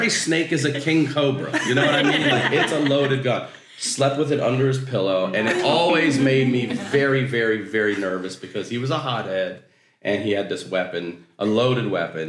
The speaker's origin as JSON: {"language": "English", "region": "Maryland", "country": "United States", "tie": "born or raised there", "moved": "yes", "said": "I'm from Maryland. In Maryland, we don't have a lot of places. At least when I grew up, we didn't have gated access buildings"}